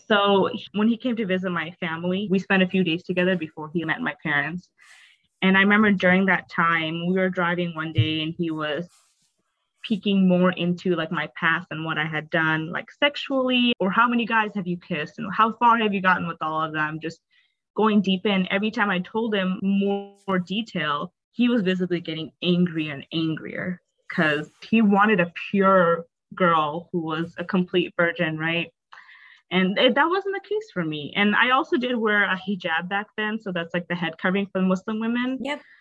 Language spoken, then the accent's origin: English; North Dakota, United States; also born or lived in Bangladesh / Canada; I grew up, a uh, majority of my life, I grew up in Canada and in North Dakota in America. Mm-hmm. And obviously, there's not much diversity in North Dakota. I spent, I think, 16 years of my life in North Dakota.